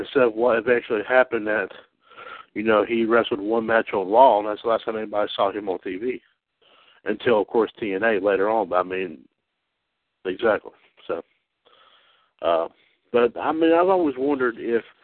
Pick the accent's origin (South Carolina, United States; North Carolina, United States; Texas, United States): North Carolina, United States; Trinity; my hometown here, Trinity, North Carolina